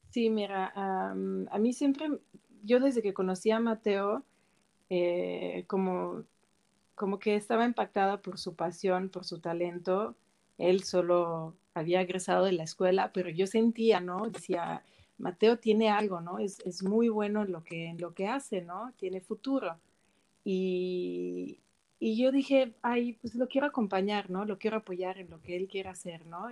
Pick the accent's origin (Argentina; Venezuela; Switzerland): Switzerland; Spanish is a second language; moved away as an adult; also born or lived in Milan, Italy / Mexico City, Mexico; nací en Suiza, crecí en Suiza